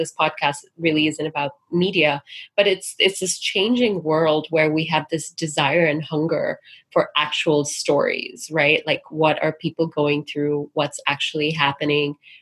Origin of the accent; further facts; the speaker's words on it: Singapore; now in United States; growing up in Singapore